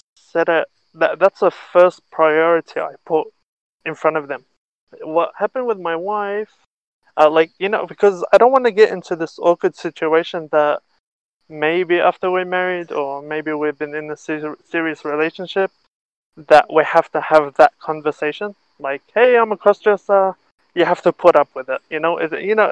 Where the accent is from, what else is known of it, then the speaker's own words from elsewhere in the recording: Australia; moved away as an adult; now in Israel; I was born and raised in Australia until I was 18 years old, 17, 18. And I moved here to Israel